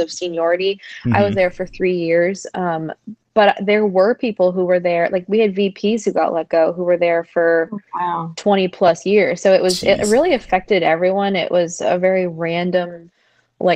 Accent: Tampa, Florida, United States; I was born and raised in Tampa.

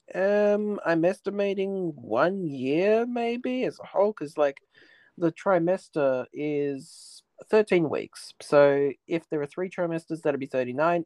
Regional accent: Australia; growing up in Australia

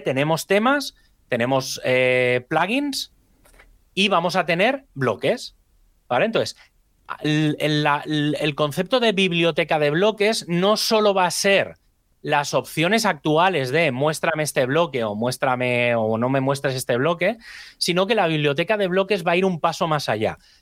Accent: Spain; hablo como español ¿eh? o como latino en este sentido, como hispano

